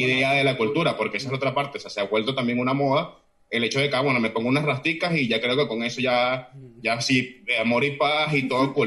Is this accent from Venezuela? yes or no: yes; Caracas, Capital District, Venezuela; moved away as an adult; now in Oviedo, Spain; nací en, en Caracas, toda mi vida prácticamente viví entre Cafetal y Los Naranjos